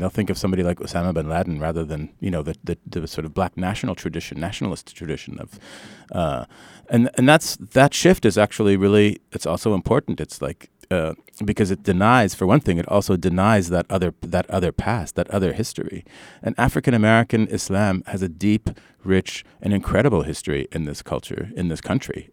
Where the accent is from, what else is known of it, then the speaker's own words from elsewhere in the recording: Canada; moved away as an adult; now in United States; I grew up in Canada